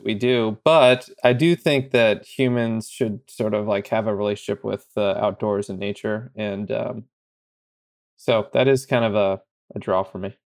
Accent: Bay Area, California, United States; I'm from the Bay Area

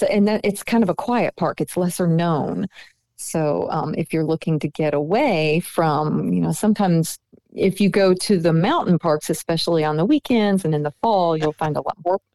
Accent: Cobb County, Georgia, United States; I'm a native Georgian. I grew up in Cobb County

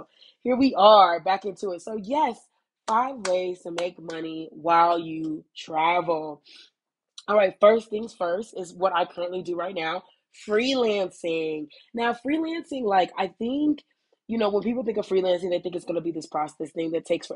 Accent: United States; moved away; I am an American, if you can't tell. I am an American

